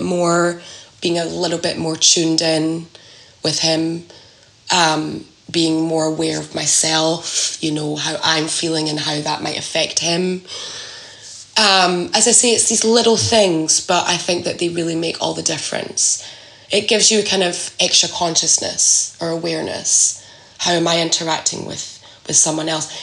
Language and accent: English; Scotland, United Kingdom; moved away as an adult; I'm from Scotland, and I, that's where I, I grew up